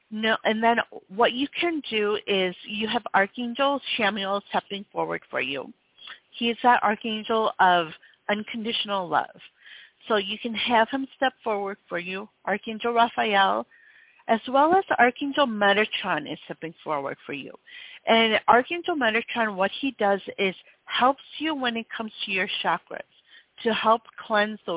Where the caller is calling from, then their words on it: Houston, Texas, United States; I'm calling from Houston